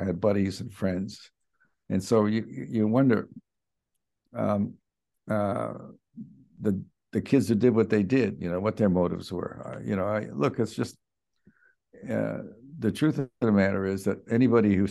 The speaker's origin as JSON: {"language": "English", "town": "Chicago", "region": "Illinois", "country": "United States", "tie": "born or raised there", "said": "I grew up in Chicago"}